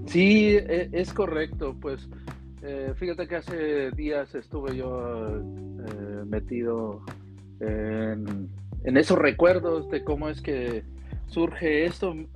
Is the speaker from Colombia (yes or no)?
no; Tolimán, Querétaro, Mexico; also born or lived in Mexico City; yo nací en Ciudad de México, pero me trasladé al, pueblo de mis abuelos, un pueblo que por años ha sido migrante a, California